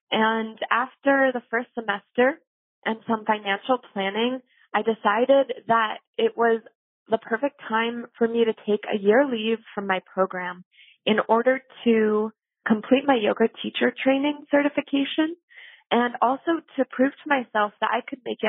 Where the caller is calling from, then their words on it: Providence, Rhode Island, United States; I'm calling from Providence, Rhode Island.